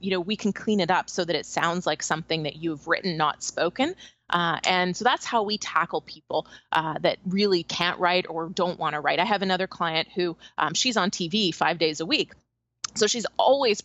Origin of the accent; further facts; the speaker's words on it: Canada; moved away; I'm from Canada originally.